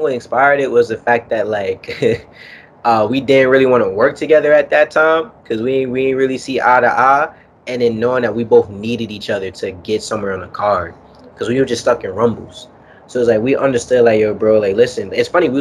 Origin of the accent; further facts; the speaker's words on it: New York City, New York, United States; also born or lived in Harlem, New York; I grew up in Kingsbridge on Cedric Avenue, so that's where hip-hop was founded